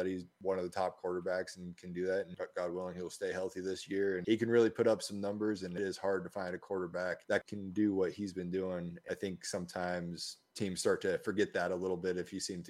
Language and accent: English; Denver, Colorado, United States; I grew up in the Denver area.